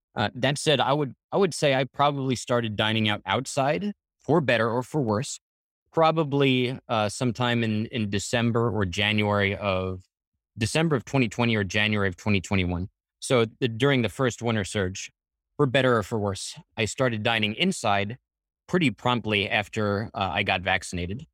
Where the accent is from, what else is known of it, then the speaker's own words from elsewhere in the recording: Floral Park, New York, United States; also born or lived in Hell's Kitchen, New York City; I grew up in Floral Park